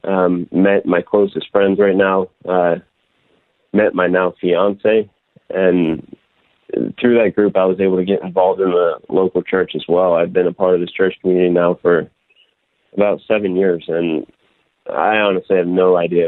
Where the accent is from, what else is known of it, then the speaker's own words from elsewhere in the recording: near Delaware, southeastern Pennsylvania, United States; moved away; So originally I'm from Delaware, close to Delaware anyway, the very southeastern corner of Pennsylvania